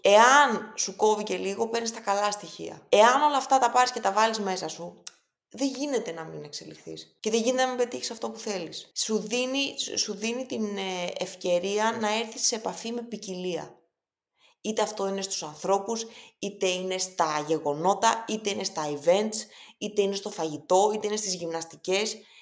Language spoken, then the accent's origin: Greek; Greece; also born or lived in Boston / New York / London; σαν Ελληνίδα που είχα την τύχη να μπορέσω να ζήσω τόσο πολύ στο εξωτερικό